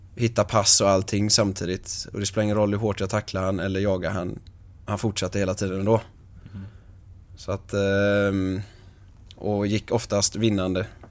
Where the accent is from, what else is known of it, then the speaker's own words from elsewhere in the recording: Ytterby, Västra Götaland, Sweden; Ytterby där jag är ifrån. en liten håla på 6000 personer